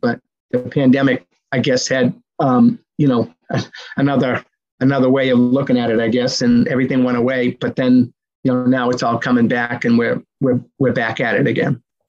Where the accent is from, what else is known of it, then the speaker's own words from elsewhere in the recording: Medford, Massachusetts, United States; my hometown of Medford, Mass